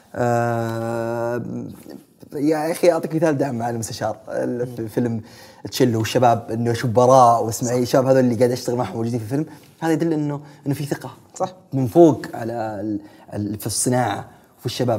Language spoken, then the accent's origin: Arabic; Saudi Arabia; عندنا في السعودية